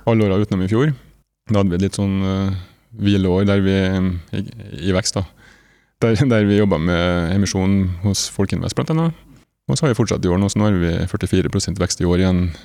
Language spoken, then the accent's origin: Norwegian; Nordmøre, Møre og Romsdal, Norway; now in Trondheim, Norway; jeg er opprinnelig fra Nordmøre, bor i Trondheim